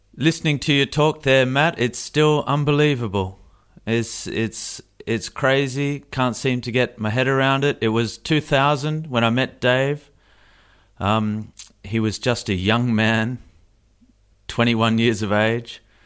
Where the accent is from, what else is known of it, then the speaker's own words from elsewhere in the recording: Australia; moved away; I say that as an Australian